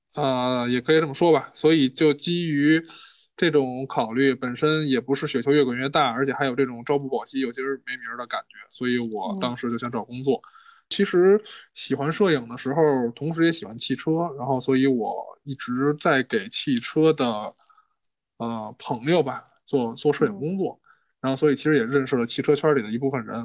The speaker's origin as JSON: {"language": "Chinese", "region": "Beijing", "country": "China", "tie": "born or raised there", "said": "我来自，来自北京，因为我生在北京。然后其实这么说呢，我爷爷那辈儿不算是北京人，所以其实我也应该不算一个正经的北京人吧"}